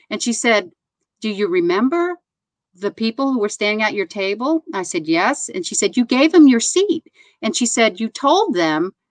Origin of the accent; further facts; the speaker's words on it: New York City, New York, United States; I'm a New Yorker